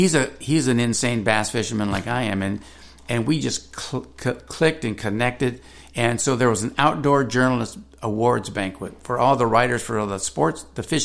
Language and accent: English; California, United States; and because I'm from California, there's a different style of bass fishing.